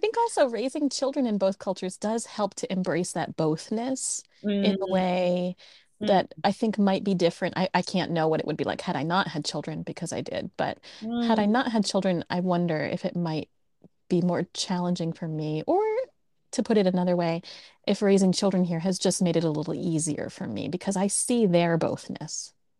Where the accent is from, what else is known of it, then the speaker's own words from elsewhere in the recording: United States; moved away as an adult; now in Japan; Of course I'm American.